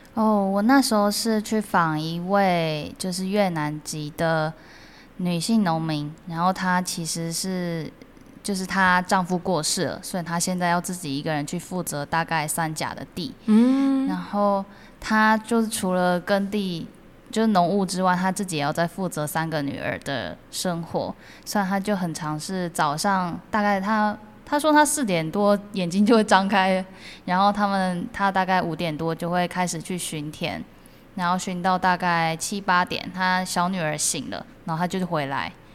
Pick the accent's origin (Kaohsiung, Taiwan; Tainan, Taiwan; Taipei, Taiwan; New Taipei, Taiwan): Tainan, Taiwan; 我家就住后壁那边，也是一个蛮乡村的地方，蛮乡下的地方